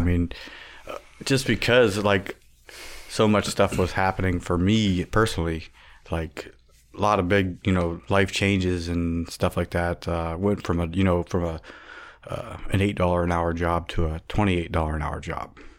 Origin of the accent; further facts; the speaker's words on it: Warren, Ohio, United States; I was born in Warren, Ohio